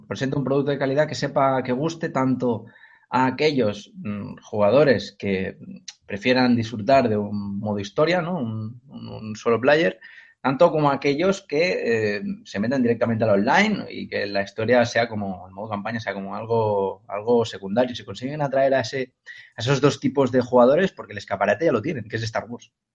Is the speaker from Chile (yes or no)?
no; Cornellà de Llobregat, Catalonia, Spain; yo soy de Cornellá de Llobregat, de Cataluña